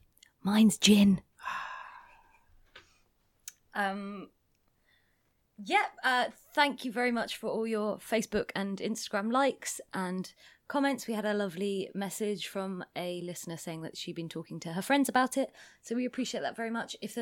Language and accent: English; England, United Kingdom; I'm English and I cannot speak any other languages